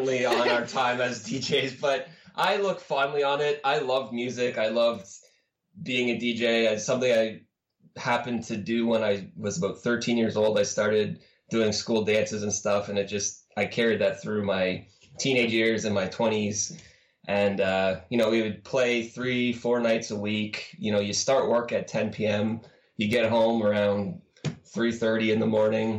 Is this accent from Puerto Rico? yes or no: no; Barrie, Ontario, Canada; moved away as an adult; also born or lived in Toronto; now in Cape Breton, Canada; I grew up an hour outside of Toronto in a city called Barrie